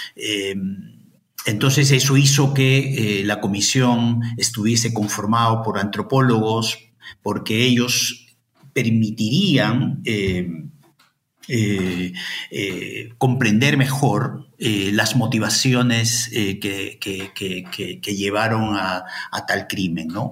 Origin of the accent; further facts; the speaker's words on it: Ayacucho, Peru; moved away as an adult; also born or lived in Madison, Wisconsin, United States; now in Santiago, Chile; yo soy de Ayacucho